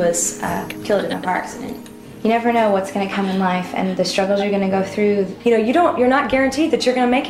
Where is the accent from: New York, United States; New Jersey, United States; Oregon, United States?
New Jersey, United States; a girl in my hometown in New Jersey.